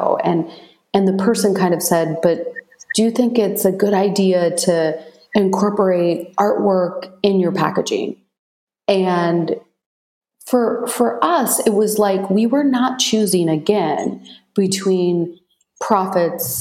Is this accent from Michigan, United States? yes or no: yes; Michigan, United States; I grew up in Michigan